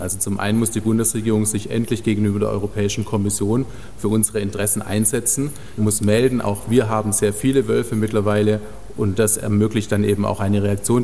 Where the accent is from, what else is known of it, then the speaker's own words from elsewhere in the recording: Germany; bei uns in Deutschland